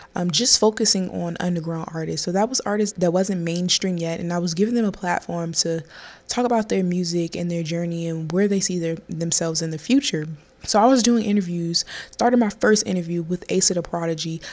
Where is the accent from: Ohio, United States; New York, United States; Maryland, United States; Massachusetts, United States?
Maryland, United States; also born or lived in North Carolina; I am from Maryland